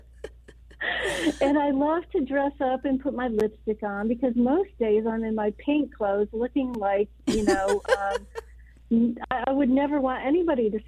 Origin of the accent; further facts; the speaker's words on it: United States; As an American woman